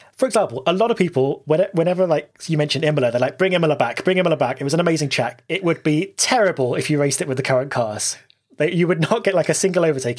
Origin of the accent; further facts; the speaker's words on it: United Kingdom; I'm British